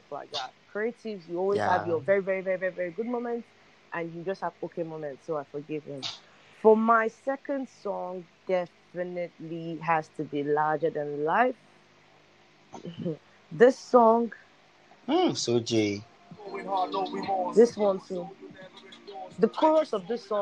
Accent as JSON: {"language": "English", "country": "Nigeria", "said": "I'm a Nigerian"}